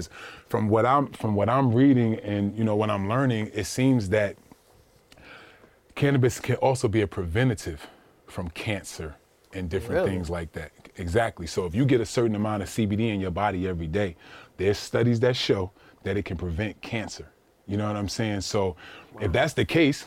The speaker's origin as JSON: {"language": "English", "town": "Orange", "region": "New Jersey", "country": "United States", "tie": "born or raised there", "said": "I grew up in Orange, New Jersey"}